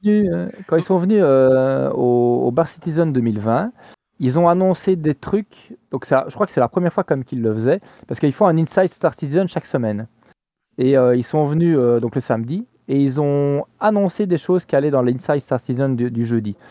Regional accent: Liège, Wallonia, Belgium; je suis liégeois

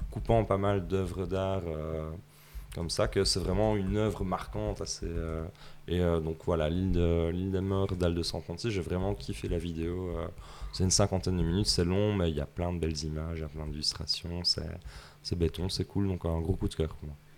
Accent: Belgium; chez nous en Belgique

